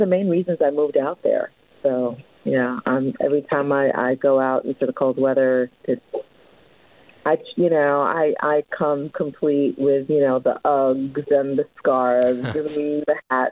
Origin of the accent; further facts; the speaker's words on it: New York City, New York, United States; moved away as an adult; also born or lived in Manhattan / Co-op City, the Bronx; now in Los Angeles, United States; I grew up in Brooklyn in Williamsburg.